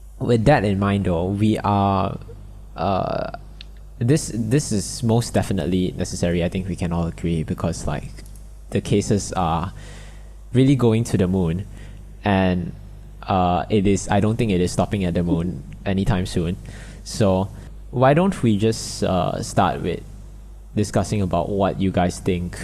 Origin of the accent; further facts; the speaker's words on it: Malaysia; accent: Malaysian; we are from Malaysia.